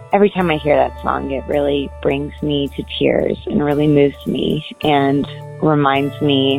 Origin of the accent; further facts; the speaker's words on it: Cleveland, Ohio, United States; I'm from Cleveland, Ohio.